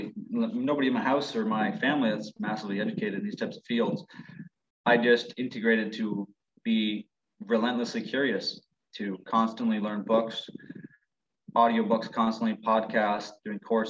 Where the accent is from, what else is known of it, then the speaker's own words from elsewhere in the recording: Ontario, Canada; I'm from Ontario.